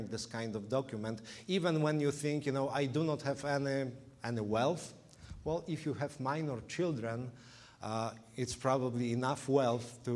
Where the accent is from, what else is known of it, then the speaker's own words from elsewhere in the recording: Poland; English is a second language; moved away as an adult; now in Illinois, United States; was born and raised in Poland, as you probably can hear from my from the way I speak English